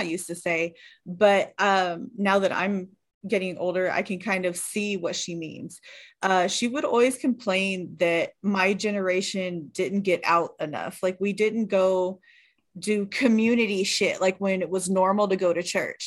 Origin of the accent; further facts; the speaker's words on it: California, United States; I grew up in California